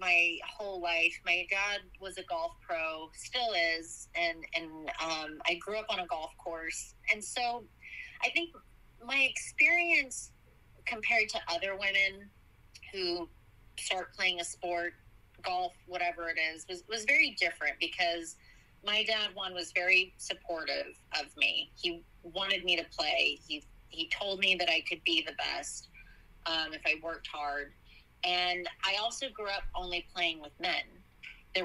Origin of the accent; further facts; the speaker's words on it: Oklahoma, United States; I moved back to Oklahoma, which is where I'm from